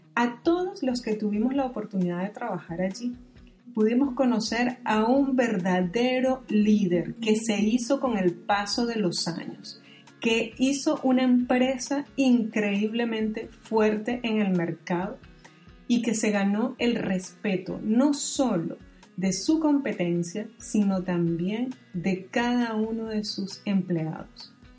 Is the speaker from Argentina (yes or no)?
no; Venezuela; moved away; mi país de origen, Venezuela